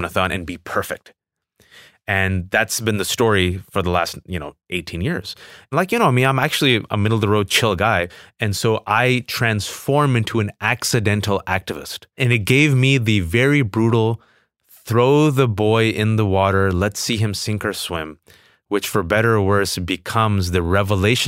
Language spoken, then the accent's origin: English; United States; a Pakistani Muslim American.